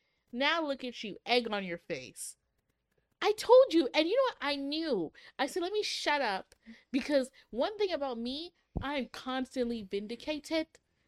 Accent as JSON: {"language": "English", "country": "Canada", "said": "as a Canadian"}